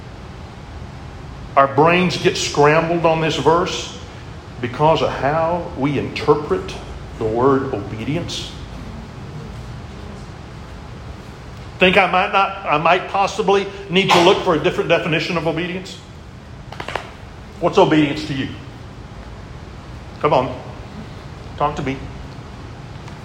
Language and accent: English; Texas, United States; I'm a Texan